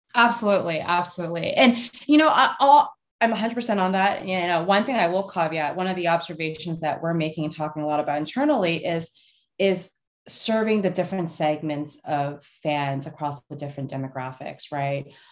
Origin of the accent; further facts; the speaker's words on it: Canada; moved away as an adult; now in United States; I grew up in Canada. I went to Canucks games